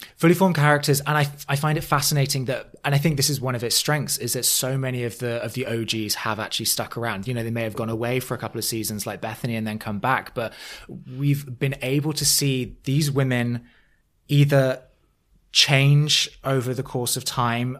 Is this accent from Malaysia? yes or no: no; England, United Kingdom; now in New York, United States; I now live in New York. W, as an Englishman abroad